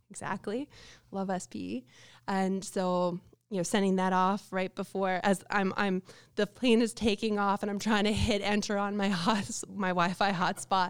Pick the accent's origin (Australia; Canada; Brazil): Canada; I'm Canadian